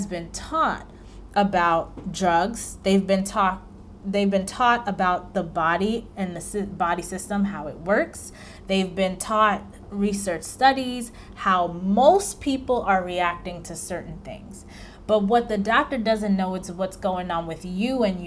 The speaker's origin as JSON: {"language": "English", "region": "New York", "country": "United States", "said": "I'm from New York"}